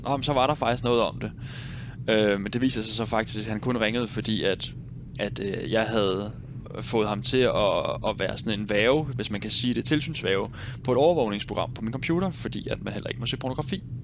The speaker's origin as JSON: {"language": "Danish", "town": "Nykøbing Sjælland", "region": "Zealand", "country": "Denmark", "also_born_or_lived": "Roskilde", "moved": "as an adult", "said": "Nykøbing Sjælland, hvor jeg kommer fra"}